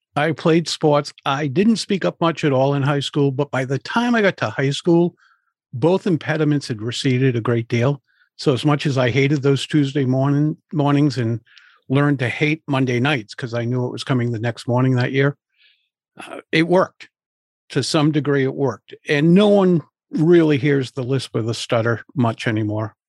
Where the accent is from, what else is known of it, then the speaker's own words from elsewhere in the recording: Providence, Rhode Island, United States; I grew up in Providence, Rhode Island. I live just outside of Providence now